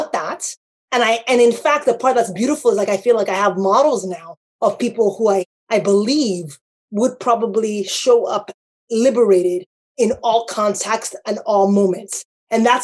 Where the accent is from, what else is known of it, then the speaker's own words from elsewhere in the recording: Nigeria; moved away; as a Nigerian born person